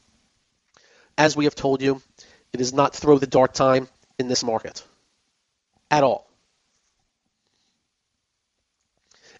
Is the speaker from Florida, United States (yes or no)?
yes; Orlando, Florida, United States; University of Central Florida, my hometown college team